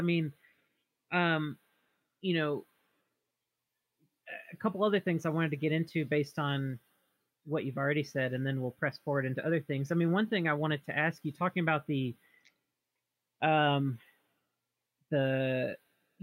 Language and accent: English; the South, United States; now in Oregon, United States; we're both from the South, grew up in rural, poor areas